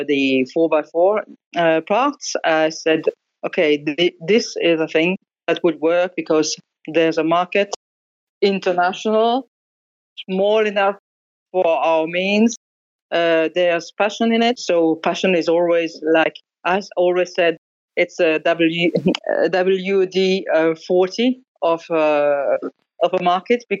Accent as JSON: {"language": "English", "area": "Alsace", "region": "Grand Est", "country": "France", "tie": "born or raised there", "also_born_or_lived": "northern England", "second_language": "English", "moved": "yes", "said": "I grew up in Alsace, which is a little part of the northeastern part in France, very close to Germany."}